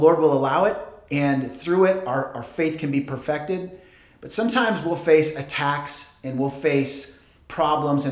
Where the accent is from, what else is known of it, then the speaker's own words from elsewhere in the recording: Portland, Oregon, United States; moved away; I grew up in Portland, Oregon